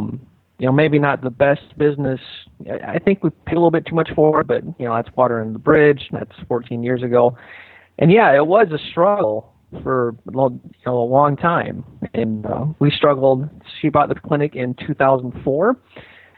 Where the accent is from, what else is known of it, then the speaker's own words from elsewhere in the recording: North Central Iowa, United States; I grew up in North Central Iowa